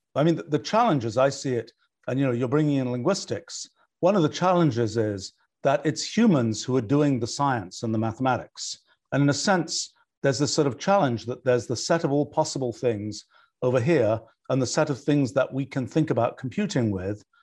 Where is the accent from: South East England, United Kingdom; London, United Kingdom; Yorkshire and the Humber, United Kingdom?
South East England, United Kingdom; Oxford; I grew up in Oxford